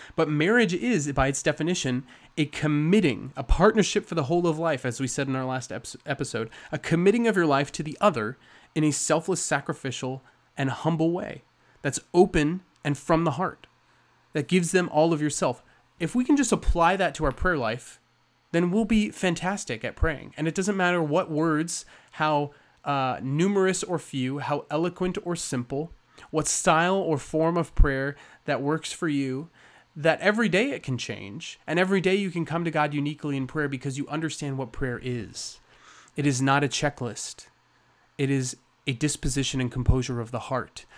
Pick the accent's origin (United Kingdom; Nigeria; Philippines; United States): United States; we're very American